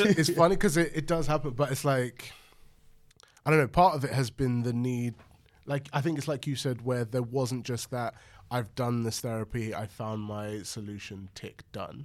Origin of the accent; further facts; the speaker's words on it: London, United Kingdom; I was brought up in London